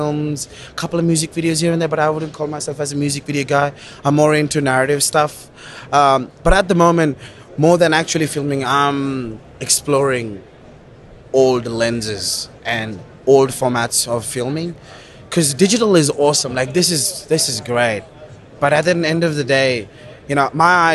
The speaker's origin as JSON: {"language": "English", "country": "Kuwait", "tie": "born or raised there", "also_born_or_lived": "Sri Lanka", "moved": "yes", "lives_now": "Australia", "said": "So I'm Sri Lankan, but I was born and raised in the Middle East in Kuwait"}